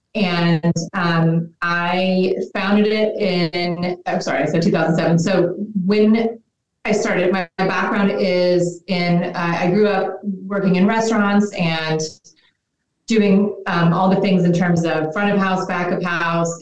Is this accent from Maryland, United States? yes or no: no; Little Rock, Arkansas, United States; moved away; also born or lived in Los Angeles; I'm from Little Rock, Arkansas, which would be like a tier D market